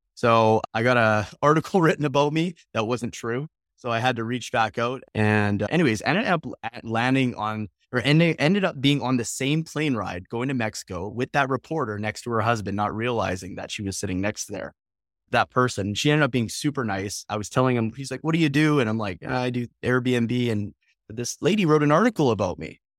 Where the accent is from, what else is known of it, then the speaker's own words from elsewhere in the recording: Calgary, Alberta, Canada; moved away; I'm from Calgary, Alberta, originally.